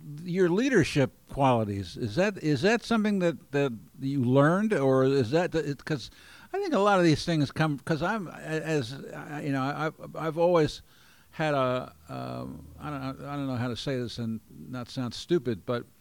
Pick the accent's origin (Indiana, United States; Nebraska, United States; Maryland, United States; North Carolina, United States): Maryland, United States; Baltimore; moved away as an adult; now in Oregon, United States; I came from Baltimore, but I came late in life